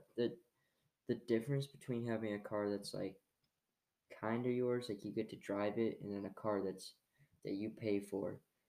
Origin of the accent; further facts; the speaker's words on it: Canada; I'm French Canadian.